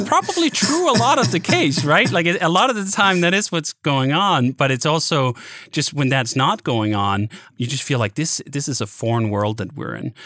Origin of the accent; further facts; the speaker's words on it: Denmark; now in United States; I grew up in in Denmark